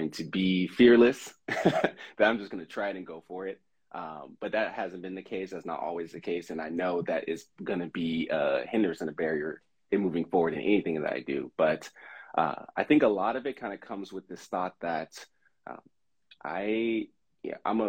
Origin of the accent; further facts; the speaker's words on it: Southern California, United States; moved away as an adult; now in Oregon, United States; I'm from Southern California, moved here to go to Willamette to play sports